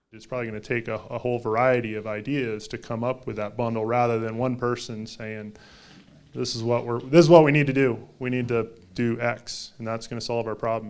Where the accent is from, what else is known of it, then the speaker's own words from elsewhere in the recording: the Northwest, Pacific Northwest, United States; moved away; I came from the Northwest